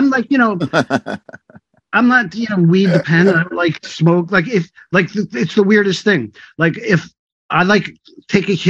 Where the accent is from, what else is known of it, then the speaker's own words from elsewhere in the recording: North Valley, California, United States; I was from North Valley